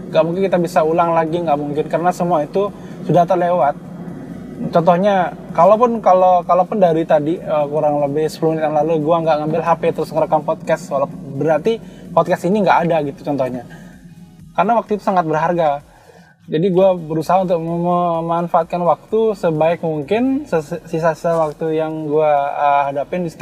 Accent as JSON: {"language": "Indonesian", "town": "Karangasem", "region": "Bali", "country": "Indonesia", "said": "yang kita emban di Bali khususnya ya karena gue orang Bali asli dan gue orang Karangasem."}